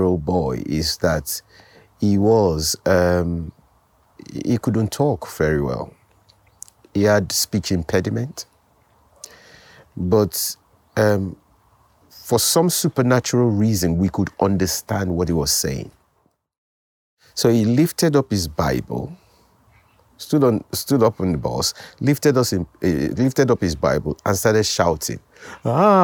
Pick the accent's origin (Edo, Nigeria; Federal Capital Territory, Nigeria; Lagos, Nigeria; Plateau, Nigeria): Lagos, Nigeria; also born or lived in Delta State, Nigeria; I grew up in Lagos. I was born in Lagos, Nigeria. Went to primary school, secondary school, university in Lagos.